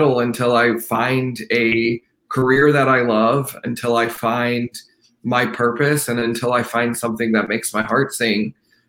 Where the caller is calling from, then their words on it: Fort Worth, Texas, United States; I am calling from Fort Worth, Texas.